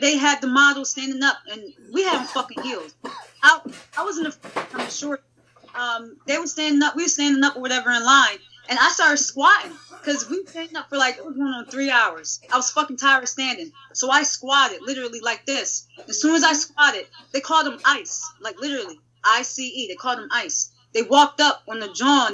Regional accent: Philadelphia, Pennsylvania, United States; me and a shorty India from Philly. We're both from Philly

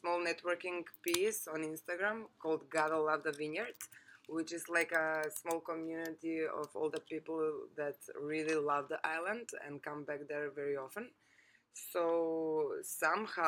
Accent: North Macedonia; moved away as an adult; also born or lived in Lucca, Italy / London, United Kingdom; I come from Macedonia. It's a small place, not so open-minded so far.

